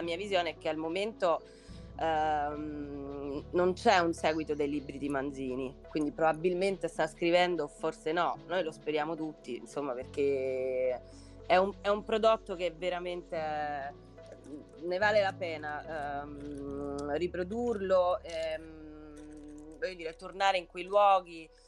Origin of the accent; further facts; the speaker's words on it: Sicily, Italy; da siciliana